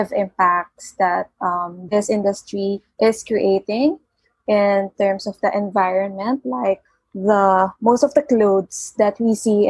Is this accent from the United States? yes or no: no; Philippines; from the Philippines